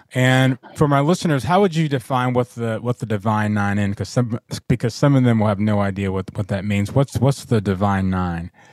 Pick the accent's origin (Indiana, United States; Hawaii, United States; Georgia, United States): Georgia, United States; Atlanta; moved away as an adult; I grew up in Atlanta